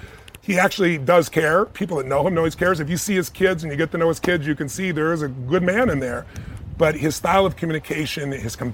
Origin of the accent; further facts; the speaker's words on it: United States; I'm an American